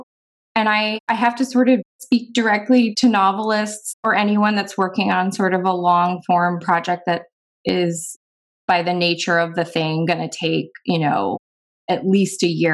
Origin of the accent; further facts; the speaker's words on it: East Coast, United States; now in Oregon, United States; I'm actually from the East Coast, but I'm a West Coast convert.